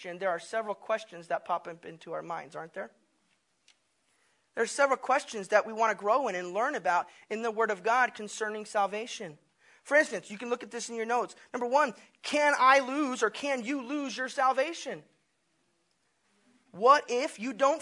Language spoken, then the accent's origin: English; Tennessee, United States; being a kid and growing up in Tennessee